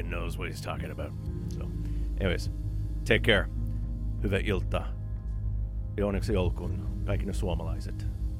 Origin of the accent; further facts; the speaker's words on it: North Karelia, Finland; I'm from North Karelia, North Pohjois-Karjala, as we say.